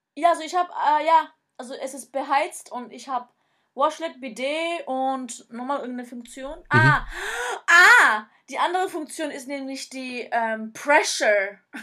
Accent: Germany; now in Japan

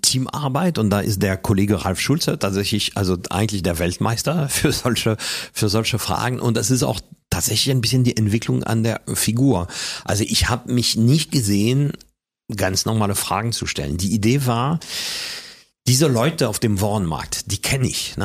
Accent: Paris, Île-de-France, France; German is a second language; moved away as an adult; also born or lived in Hamburg; now in Germany; als Kind in Frankreich hatte ich nicht nur eine normale Pariser Umgebung um mich herum

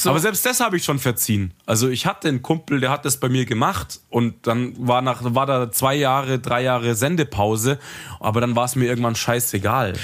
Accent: Munich, Bavaria, Germany; ich mag halt München, ich komme halt von hier

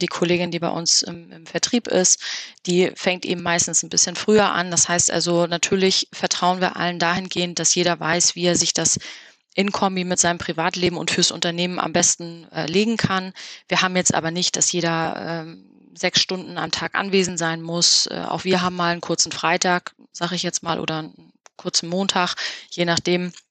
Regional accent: Hamburg, Germany; Da haben wir als Hamburger natürlich einen großen Vorteil, dass wir relativ schnell an der Ostsee sind

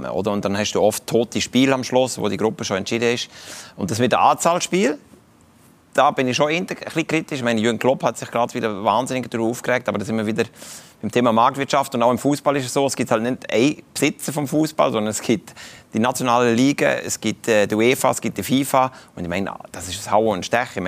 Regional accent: Kaiserslautern, Rhineland-Palatinate, Germany; das nehme ich aus meiner Heimatstadt Kaiserslautern, habe ich mitgenommen, bin ich ab und zu mal wieder dort, oder?

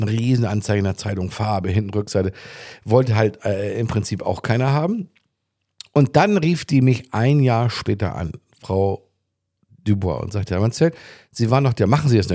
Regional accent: Germany; moved away as an adult; also born or lived in Arenal, Mallorca, Spain; now in Spain; als Deutscher schon mal ganz äh, ganz fremd war. Ich war gerade frisch hier

